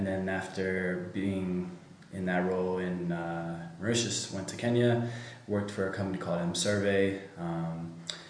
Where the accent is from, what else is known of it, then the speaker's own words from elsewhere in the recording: United States; moved away; I was born and raised in the States